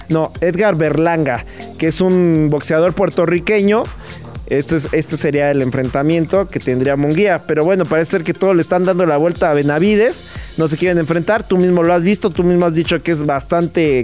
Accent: Mexico; antes que madridista, soy mexicano

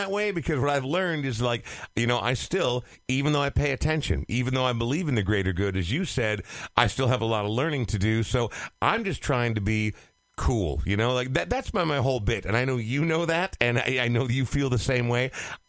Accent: northern suburbs of the Twin Cities, Minnesota, United States; also born or lived in Portland, Oregon; even though my parents moved around a couple spots in Oregon, lived in Northern California, by the time I was 2 years old, I was in the northern suburbs of the Twin Cities. So this is my home

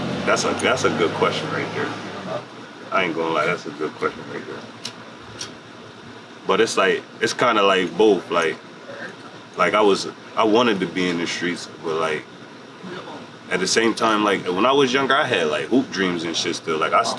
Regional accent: Harrisburg, Pennsylvania, United States; I'm 24. I'm from Harrisburg area.

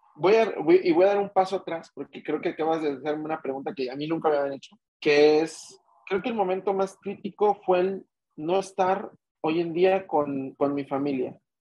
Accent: Mexico City, Mexico; soy de México, soy nativo de la Ciudad de México

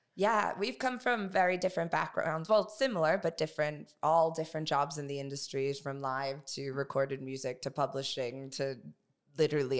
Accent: United States; I'm American

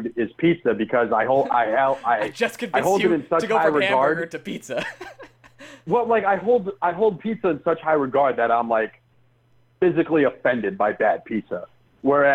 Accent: Connecticut, United States; moved away as an adult; also born or lived in New York; now in Georgia, United States; And I grew up in Connecticut and went to college in New York

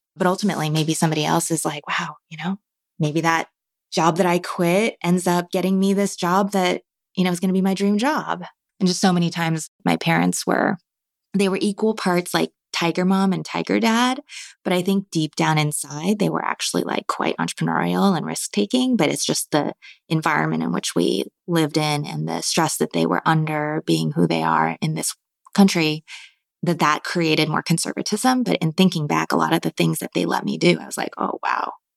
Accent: Marin County, California, United States; I grew up in Marin County

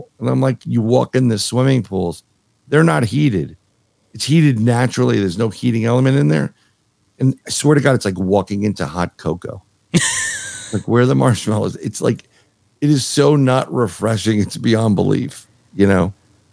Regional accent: New York City, New York, United States; now in Florida, United States; I grew up in New York City

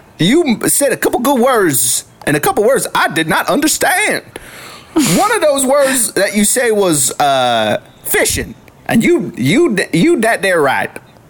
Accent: the South, United States; accent: southern; Sometimes my southern accent gets a little too in the way.

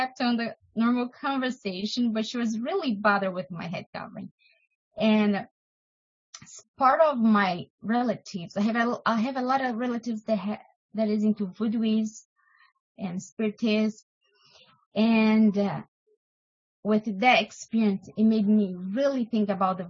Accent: Brazil; moved away; I am from Brazil

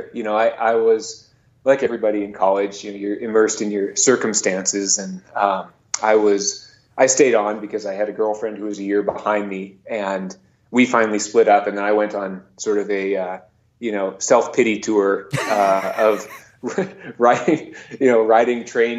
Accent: Seattle, Washington, United States; moved away as an adult; now in Montana, United States; I was born and raised in Seattle, in the heart of Seattle, and my folks were very involved in Seattle's art scene.

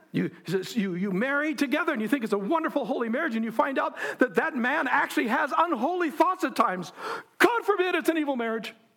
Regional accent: United States; I'm an American

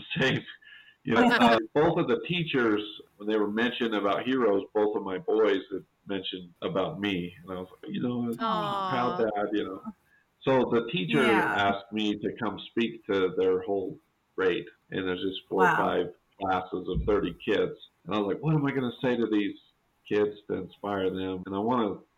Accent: Monroe, United States; from Monroe

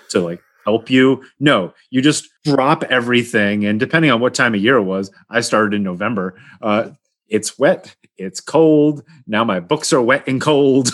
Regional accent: Poughkeepsie, New York, United States; moved away as an adult; now in California, United States; I grew up in Poughkeepsie

